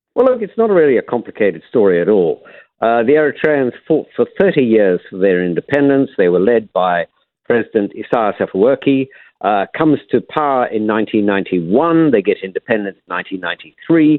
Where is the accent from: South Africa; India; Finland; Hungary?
South Africa; now in London, United Kingdom; I'm a South African by origin